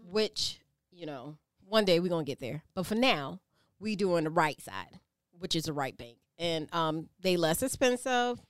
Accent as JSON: {"language": "English", "region": "the South", "country": "United States", "accent": "Geechee", "said": "I'm from the South"}